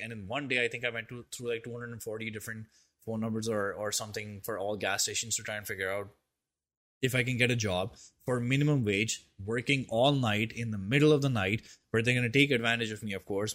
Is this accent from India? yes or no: yes; India; I'm an Indian